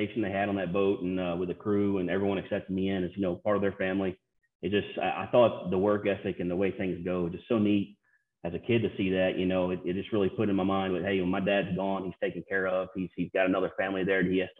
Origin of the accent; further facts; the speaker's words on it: East Prairie, Missouri, United States; also born or lived in Sikeston, Missouri / Scott City, Missouri; I was born in Sikeston, Missouri, but I lived in East Prairie, Missouri the first 10 years of my life